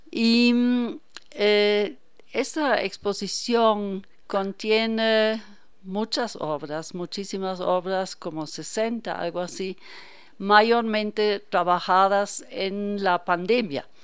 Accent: Hanover, Lower Saxony, Germany; Yo soy alemana.

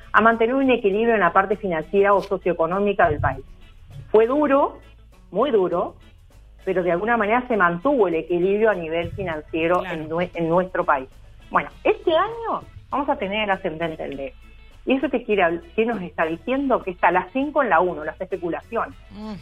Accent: San José de Mayo, San José, Uruguay; la escuela donde yo me crié en San José, yo soy maragata

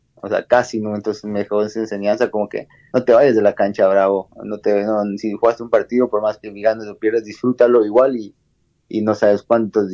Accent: Ecuador; yo soy el único ecuatoriano

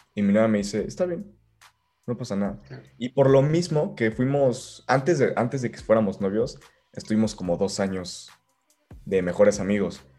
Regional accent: Querétaro, Mexico; also born or lived in Guadalajara, Mexico; nací en Guadalajara. Ok pero a los tres meses um, de, irme para allá, digo, a los tres meses de, estar ahí, me vine para acá a Querétaro. Así que prácticamente soy querétaro.

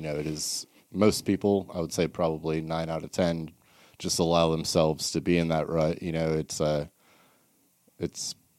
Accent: Charleston, South Carolina, United States; moved away as an adult; also born or lived in Massachusetts / Summerville, South Carolina / New York; now in Mooresville, United States; I grew up in Charleston for the most part, Charleston, South Carolina.

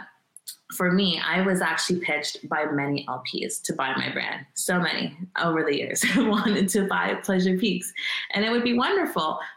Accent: Canada; I am Canadian

